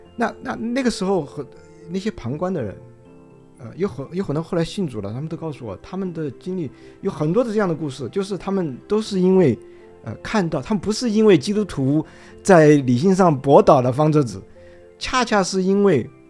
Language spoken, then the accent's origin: Chinese; China; moved away as an adult; also born or lived in United States; 我是从中， 中国大陆出来的